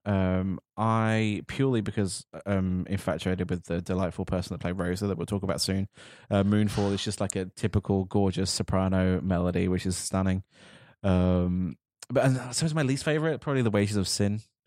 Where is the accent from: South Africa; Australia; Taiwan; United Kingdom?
United Kingdom; as a Brit sitting here right now